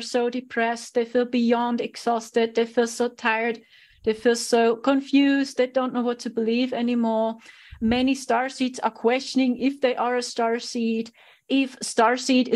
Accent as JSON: {"language": "English", "country": "Germany", "said": "I'm a starseed from Germany"}